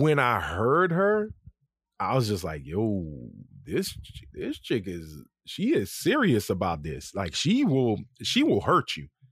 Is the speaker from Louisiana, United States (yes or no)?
yes; Lafayette, Louisiana, United States; accent: country; I'm from Lafayette. I ain't got shit to do with New Orleans.